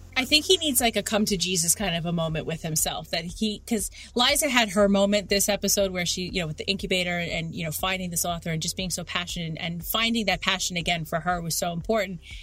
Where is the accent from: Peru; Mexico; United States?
United States; New York City, New York; I grew up in Queens